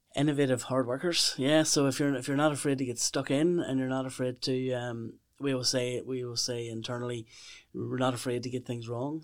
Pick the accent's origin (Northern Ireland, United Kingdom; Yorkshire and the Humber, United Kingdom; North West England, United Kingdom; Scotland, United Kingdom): Northern Ireland, United Kingdom; Lisburn; moved away as an adult; also born or lived in Meath; I'm I'm from from Lisburn um, originally